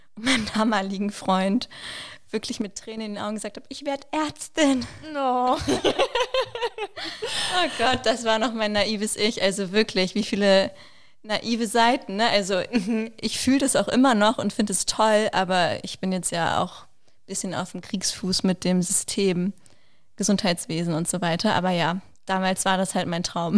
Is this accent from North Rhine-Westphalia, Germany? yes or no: no; Wolfsburg, Lower Saxony, Germany; moved away as an adult; now in Berlin, Germany; ich komme ursprünglich aus Wolfsburg, genau wie Alina